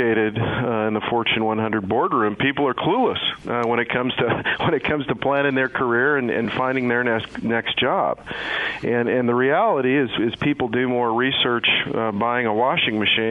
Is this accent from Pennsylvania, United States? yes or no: no; Kansas, United States; moved away as an adult; also born or lived in Los Angeles; I was raised in Kansas